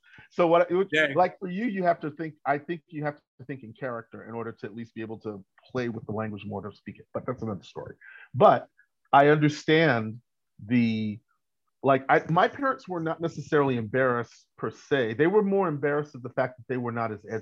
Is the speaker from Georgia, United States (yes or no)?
no; New York, United States; I was born in New York in the 60s